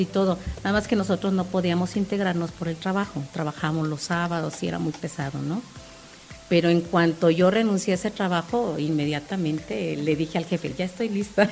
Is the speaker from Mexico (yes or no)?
yes; Cancún, Quintana Roo, Mexico; yo soy de Cancún y nosotros llegamos en el 97